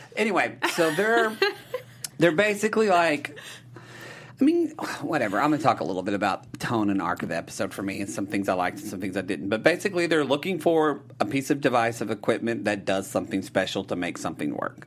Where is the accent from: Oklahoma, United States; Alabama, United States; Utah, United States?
Oklahoma, United States; I'm from Oklahoma